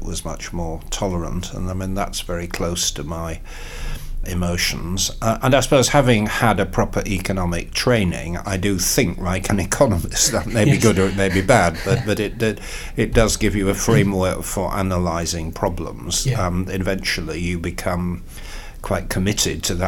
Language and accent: English; York, Yorkshire and the Humber, United Kingdom; moved away; I did in the 80s stand twice in York, which is my hometown